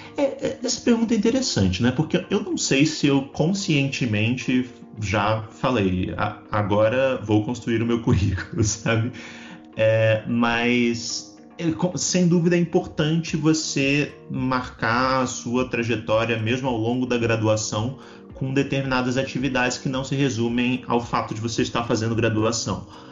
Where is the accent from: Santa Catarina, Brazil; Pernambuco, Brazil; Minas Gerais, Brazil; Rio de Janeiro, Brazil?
Santa Catarina, Brazil; Balneário Camboriú; moved away as an adult; now in Brasília, Brazil; Eu não sou de Brasília, eu sou de, de Balneário Camboriú, em Santa Catarina